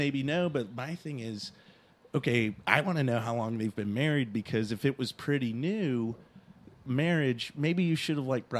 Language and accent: English; the South, United States; Look, I'm from the South. I'm basically an alligator, so it was great.